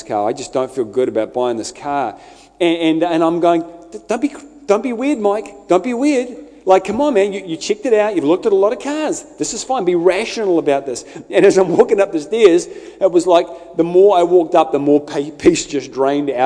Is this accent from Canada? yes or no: no; Scotland, United Kingdom; I'm Scottish